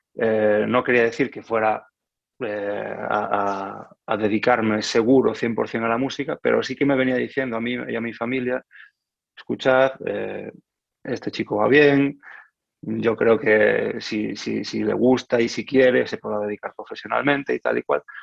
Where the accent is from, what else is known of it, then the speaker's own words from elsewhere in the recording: Lugo, Galicia, Spain; moved away as an adult; also born or lived in A Coruña / Porto, Portugal; now in France; yo vengo de Galicia, nací en Coruña, pero cuando, cuando empecé el conservatorio, eh, vivía en, Lugo